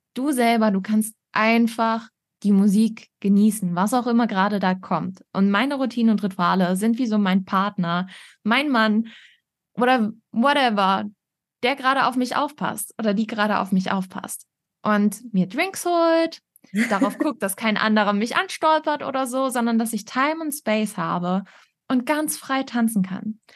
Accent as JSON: {"language": "German", "region": "Northern Germany", "country": "Germany", "said": "Ich komme aber auch aus dem Norden."}